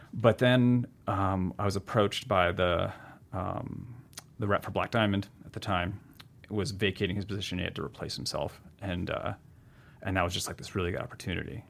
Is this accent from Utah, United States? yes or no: no; New Hampshire and Vermont, United States; moved away; also born or lived in Seattle; Growing up in New Hampshire and, you know, Vermont